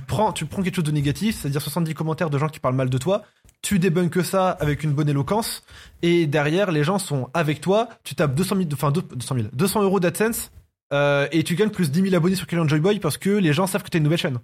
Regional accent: France; Je, suis pas né en Algérie, je suis né en France.

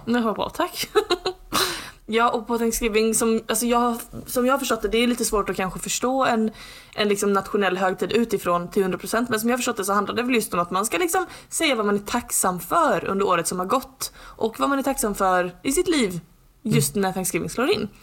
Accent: Skåne, Sweden; som skåning

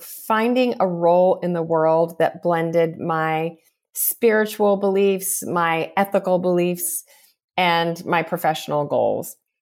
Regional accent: Southern California, United States; growing up in Southern California

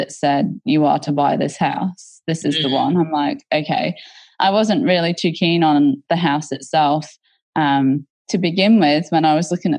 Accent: England, United Kingdom; now in Australia; I was brought up in a very, so I'm from England originally, and there's different classes in England. And so mm-hmm. we were very much a country working class family that lived in and close to mining towns

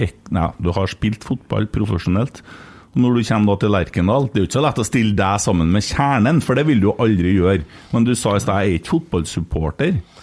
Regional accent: Bjugn, Trøndelag, Norway; jeg sa egentlig veldig når jeg var liten, for jeg er fra Bjugn, og det ja, sier vi veldig

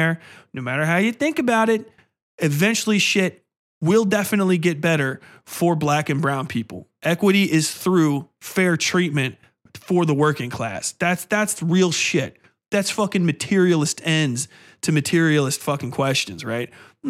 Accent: Manhattan, New York, United States; You know, I'm from Manhattan. I couldn't be racist. I'm from Manhattan.

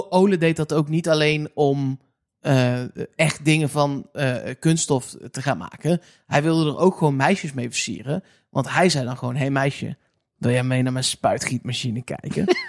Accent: Eindhoven, North Brabant, Netherlands; ik kom uit Eindhoven

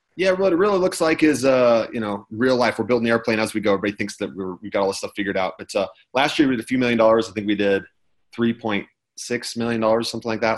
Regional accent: Utah, United States; I'm from Utah. I'm here in California right now

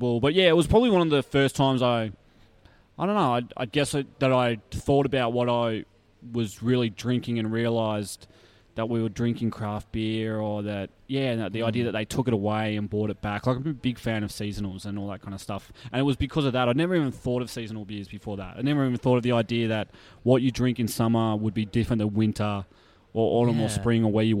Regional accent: Australia; moved away as an adult; also born or lived in United States; such an Aussie bogan

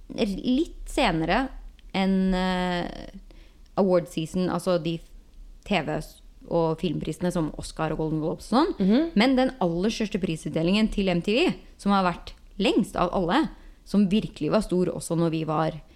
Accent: Norway; moved away as an adult; now in Los Angeles, United States; som nordmann

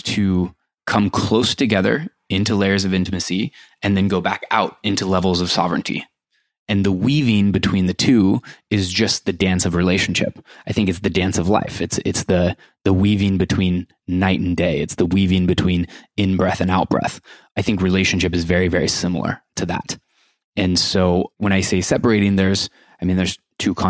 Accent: Iowa, United States; moved away; I spent my entire life growing up in Iowa.

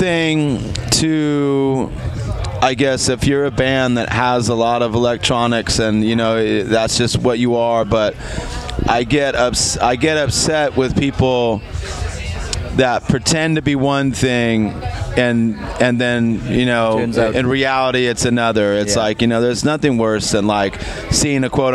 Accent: Los Angeles, California, United States; I grew up in East

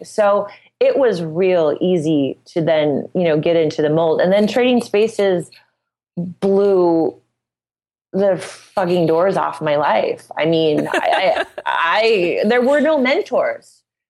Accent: Midwest, United States; And, you know, I'm from the Midwest, so I'm just kind of no bullshit about everything.

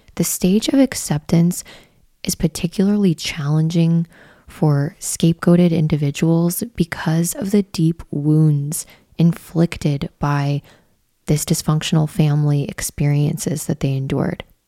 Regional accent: Midwest, United States; growing up in the Midwest

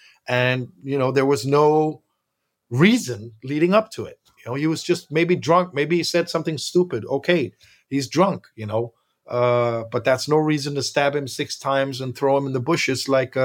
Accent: Copenhagen, Capital Region of Denmark, Denmark; I grew up here in Copenhagen, mixed parents.

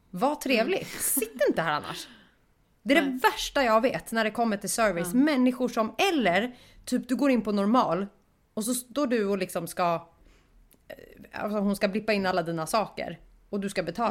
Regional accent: Stockholm, Stockholm County, Sweden; jag var stockholmare

